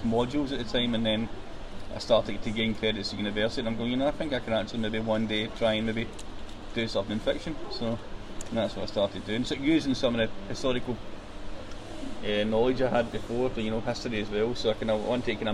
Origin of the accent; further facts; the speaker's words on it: Paisley, Scotland, United Kingdom; my hometown of Paisley